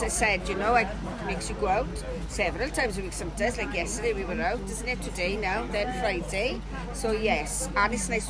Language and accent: English; Brynamman, Wales, United Kingdom; I come from Brynaman, so a little bit further than Clydach